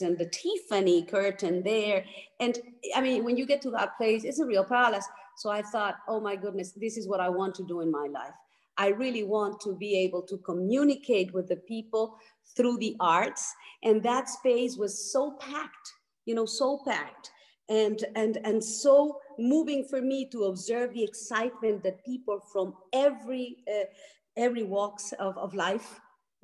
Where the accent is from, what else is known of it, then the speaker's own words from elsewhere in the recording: Mexico City, Mexico; I grew up in Mexico City